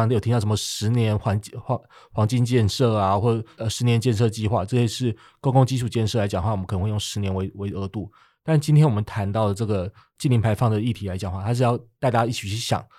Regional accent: Taiwan; 那我们台湾为什么要做这件事情呢？就我们台湾这边到底是只是为了呃爱护北极熊吗？

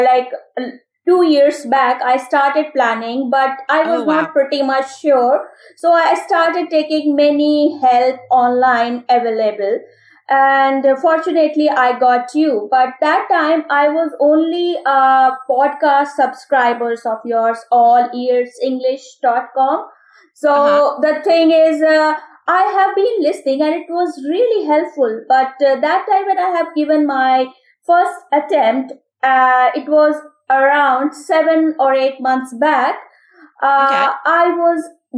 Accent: Lucknow, Uttar Pradesh, India; I am from India, a place of Nawab called Lucknow

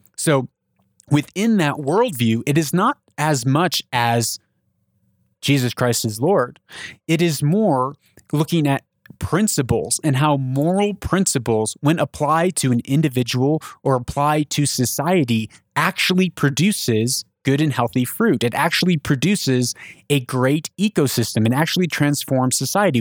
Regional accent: United States; I'm an American.

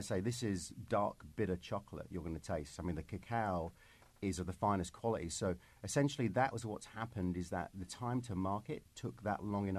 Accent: London, United Kingdom; I'm from London, as you can probably tell.

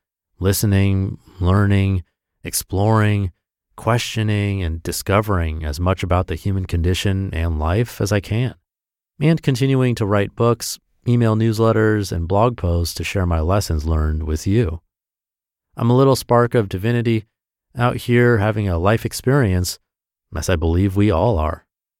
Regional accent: Miami, Florida, United States; born there; also born or lived in San Diego / Austin; now in Jupiter, United States; I was born in Miami, Florida. After traveling all over the world, Japan, Australia, etc., and living all around the country, San Diego, Austin, etc., alongside my wife, Angel, we decided to settle down in Jupiter, Florida

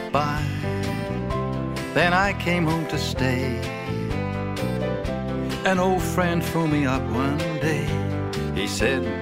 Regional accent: Australia; born there; I got my break in England even though I was born in Australia, in the country.

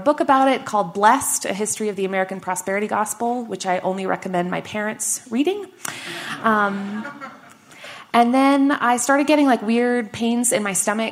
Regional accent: Canada; moved away; also born or lived in Washington, D.C.; I am Canadian

